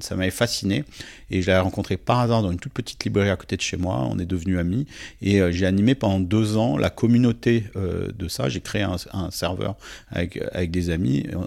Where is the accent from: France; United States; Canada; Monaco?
France; Nice, Provence-Alpes-Côte d'Azur; je suis né à Nice en 1973